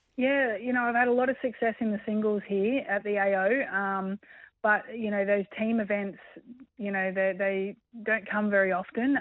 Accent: Australia; being Australian

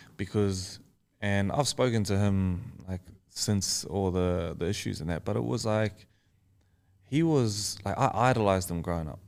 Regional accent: Australia; I am Australian

